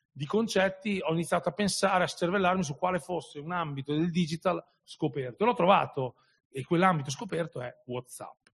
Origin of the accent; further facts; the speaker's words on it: Emilia-Romagna, Italy; una trasmissione locale qui in Romagna, io sono romagnolo anche se non si sente